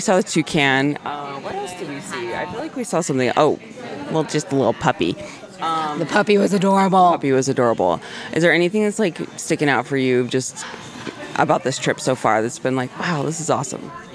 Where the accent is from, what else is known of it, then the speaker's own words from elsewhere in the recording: Arizona, United States; I grew up in Arizona where it's like hotter than hell